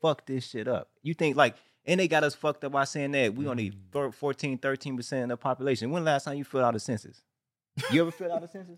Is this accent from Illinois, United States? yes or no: yes; Chicago, Illinois, United States; now in California, United States; I'm from Chicago, and I came out here in 1992, and my family all GDs.